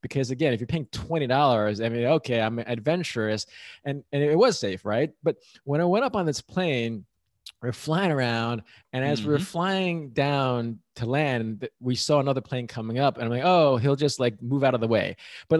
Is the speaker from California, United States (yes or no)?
no; New York, United States; I'm from New York, just so you know, Mark.